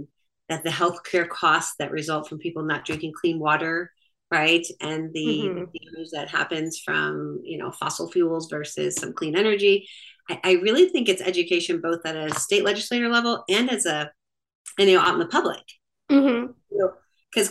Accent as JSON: {"language": "English", "region": "Michigan", "country": "United States", "also_born_or_lived": "Florida", "moved": "yes", "lives_now": "North Fulton, Georgia, United States", "said": "I am actually from Michigan by way of Florida and have been in the North Fulton area for 25 years"}